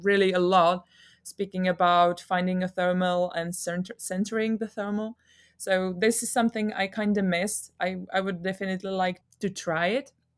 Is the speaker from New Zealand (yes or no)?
no; Czechia; I'm from Czech Republic